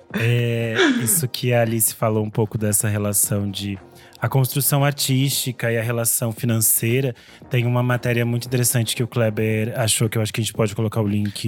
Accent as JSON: {"language": "Portuguese", "region": "interior of Rio Grande do Sul", "country": "Brazil", "tie": "born or raised there", "said": "lá na minha cidade onde eu nasci no interior do Rio Grande do Sul, que é perto da Argentina."}